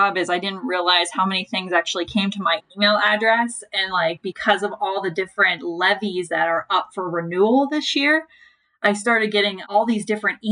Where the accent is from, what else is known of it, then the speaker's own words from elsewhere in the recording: Western Pennsylvania, United States; moved away as an adult; now in Ohio, United States; I hail from Western Pennsylvania